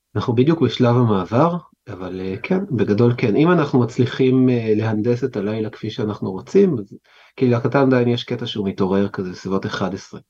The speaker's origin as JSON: {"language": "Hebrew", "town": "Jerusalem", "region": "Jerusalem District", "country": "Israel", "tie": "born or raised there", "said": "נולדתי בקריית משה, זאת אומרת נולדתי בבית חולים, אובייסלי, אבל גדלתי בקריית משה עד גיל חמש, ואז עברתי להר נוף"}